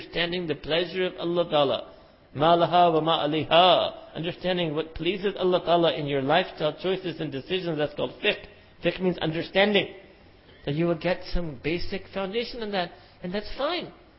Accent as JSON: {"language": "English", "town": "New York City", "region": "New York", "country": "United States", "tie": "born or raised there", "said": "I was born and raised in Manhattan, concrete jungle"}